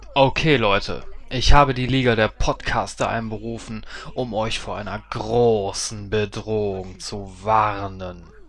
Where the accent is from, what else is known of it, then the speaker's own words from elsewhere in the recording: Duisburg, North Rhine-Westphalia, Germany; now in Herten, Germany; meine Heimatstadt in Duisburg